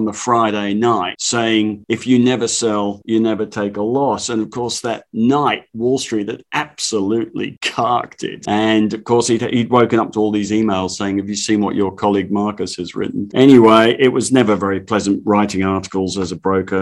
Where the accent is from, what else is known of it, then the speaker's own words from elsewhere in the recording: London, United Kingdom; now in Australia; I grew up in the East End of London